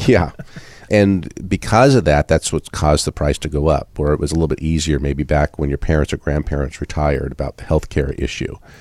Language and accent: English; Southern California, United States; now in Iowa, United States; I grew up in Southern California